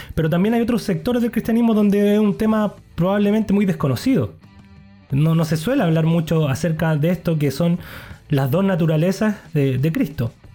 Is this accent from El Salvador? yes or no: no; Chile; como buen chileno